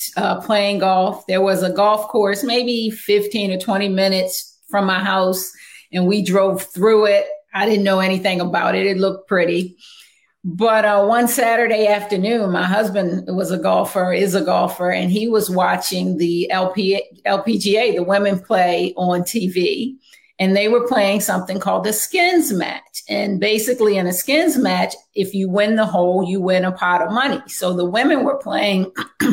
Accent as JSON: {"language": "English", "town": "Baltimore", "region": "Maryland", "country": "United States", "tie": "born or raised there", "said": "born and raised in Baltimore"}